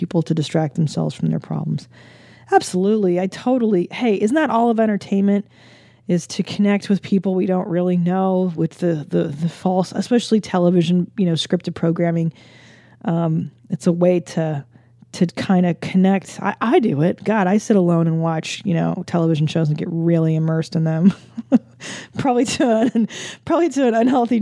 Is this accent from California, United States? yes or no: yes; California, United States; growing up in California